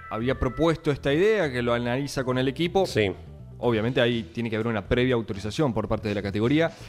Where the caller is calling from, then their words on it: Quilmes, Buenos Aires Province, Argentina; Hola, buen día, amigos del arranque. … de Quilmes